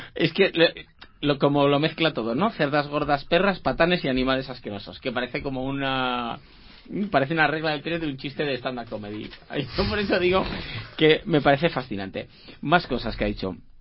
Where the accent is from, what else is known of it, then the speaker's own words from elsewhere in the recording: Asturias, Spain; soy asturiano